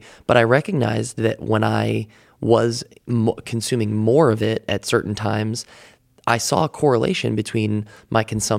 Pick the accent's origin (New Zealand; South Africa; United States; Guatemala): United States; Midwest; Yeah, I grew up in the Midwest, so I was in kind of the Bible Belt area